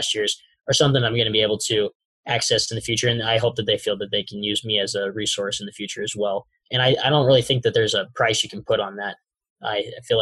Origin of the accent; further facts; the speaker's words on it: Plainview, Nebraska, United States; I am from Plainview, Nebraska, which is a small town in northeast Nebraska, about 1,000 people